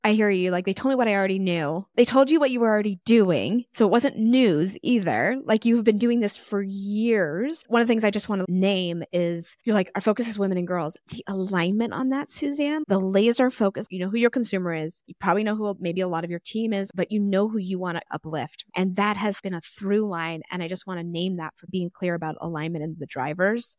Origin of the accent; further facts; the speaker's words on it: Texas, United States; I'm from Texas